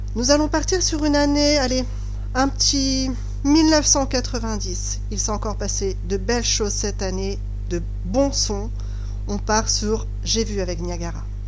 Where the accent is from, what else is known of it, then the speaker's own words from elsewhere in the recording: Brittany, France; chez nous en Bretagne